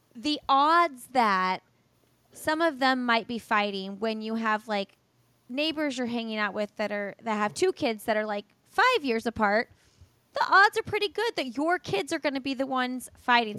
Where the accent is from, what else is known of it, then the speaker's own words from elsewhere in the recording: Indiana, United States; moved away as an adult; now in North Carolina, United States; We've moved from Indiana, and no sh, no hate on Indiana. I love Indiana. I'm from Indiana.